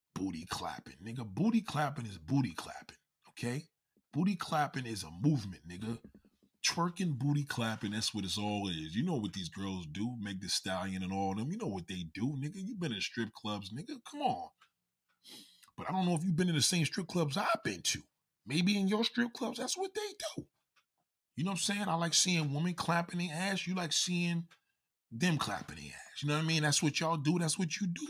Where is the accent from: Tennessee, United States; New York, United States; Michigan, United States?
New York, United States; New York City; raised out here in Staten Island